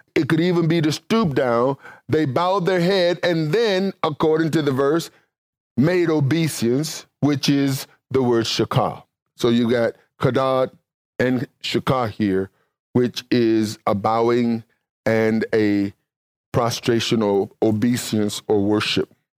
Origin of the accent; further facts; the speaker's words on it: Mississippi, United States; I'm from Mississippi